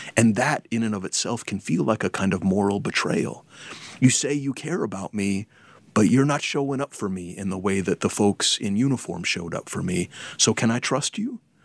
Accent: Berkeley, California, United States; I was um, raised in Berkeley, California

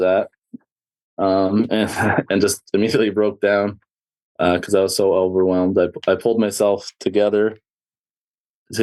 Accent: Southern Alberta, Canada; I grew up in Southern Alberta, Canada

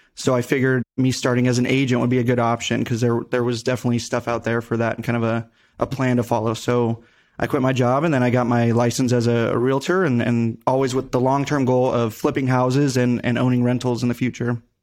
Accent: Henderson, Nevada, United States; born and raised in Vegas, more specifically Henderson

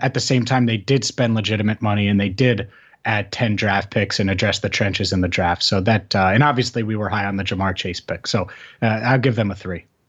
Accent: St. Bernard, Ohio, United States; I'm from Cincinnati. So I grew up in Saint Bernard

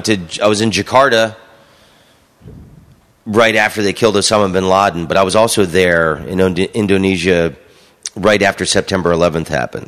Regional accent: United States; I'm from the United States.

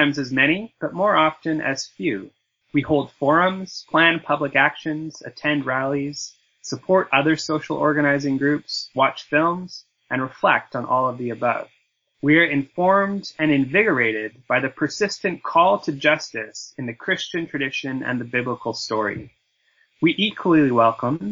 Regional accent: Langley, British Columbia, Canada; also born or lived in Montreal; now in Vancouver, Canada; I grew up in Langley, BC.

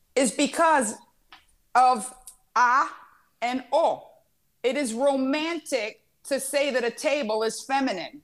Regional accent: Miami, Florida, United States; moved away; I grew up in Miami

